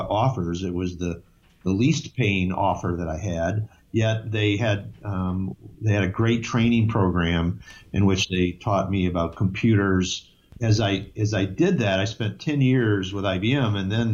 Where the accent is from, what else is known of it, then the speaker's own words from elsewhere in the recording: Detroit, Michigan, United States; moved away as an adult; also born or lived in Massachusetts; now in New Hampshire, United States; born in Detroit, Michigan. I grew up in Michigan, and I actually went to undergraduate school and graduate school in Michigan as well